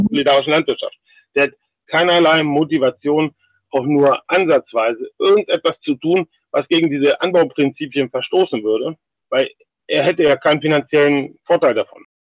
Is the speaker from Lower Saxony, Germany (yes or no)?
yes; Algermissen, Lower Saxony, Germany; Ich bin in Algermissen geboren. Algermissen liegt genau zwischen Hildesheim und Hannover, ungefähr auf der Hälfte.